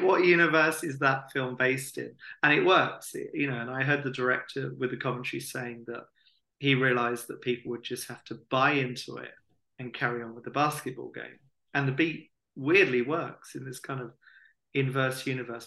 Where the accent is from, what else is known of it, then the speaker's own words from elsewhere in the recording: Hastings, South East England, United Kingdom; we're both from Hastings and we both went to Bexhill College as well.